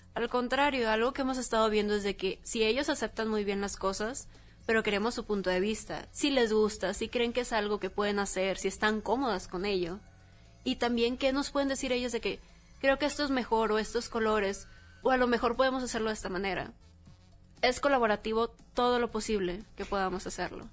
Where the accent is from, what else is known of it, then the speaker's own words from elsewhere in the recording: Mexico; toda la comunidad que tenemos como mexicanos